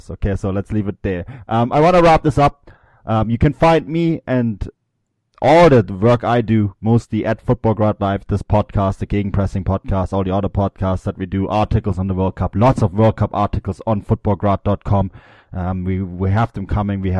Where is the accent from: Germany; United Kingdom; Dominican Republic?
Germany; You heard it here first from a German.